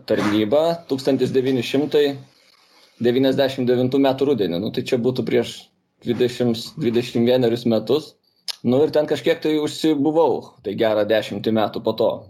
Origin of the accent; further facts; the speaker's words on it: Kaunas, Kaunas County, Lithuania; aš augau aukštuosiuose šančiuose, Kaune, ir ten nu, visada buvo apsuptyje uniformuotų žmonių.